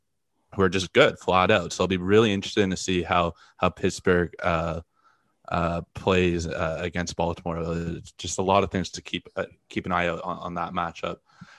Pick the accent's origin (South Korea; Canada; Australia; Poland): Canada; Toronto, Ontario; I'm from Toronto.